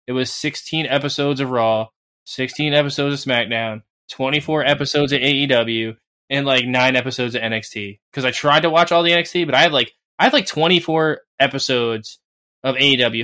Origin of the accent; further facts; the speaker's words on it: New Jersey, United States; I'm from New Jersey. yeah, I'm from like the mecca of like WWE land. Like they come here like twice a month back in the day